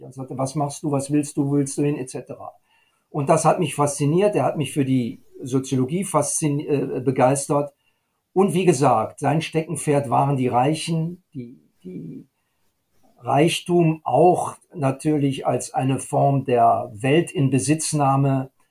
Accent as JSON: {"language": "German", "country": "Germany", "said": "bei uns in Deutschland"}